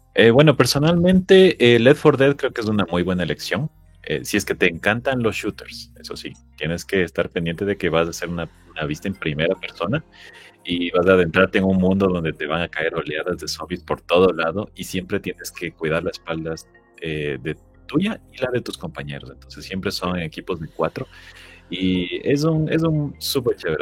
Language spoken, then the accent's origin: Spanish; Ecuador; Yo soy de Ecuador